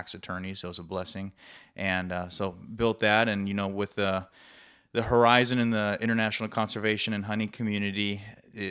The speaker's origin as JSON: {"language": "English", "town": "Chicago", "region": "Illinois", "country": "United States", "tie": "born or raised there", "said": "I grew up in Chicago"}